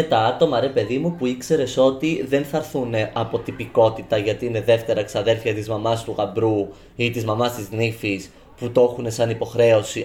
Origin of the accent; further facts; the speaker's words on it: Cyprus; Στην, Κύπρο, στην στο χωριό μου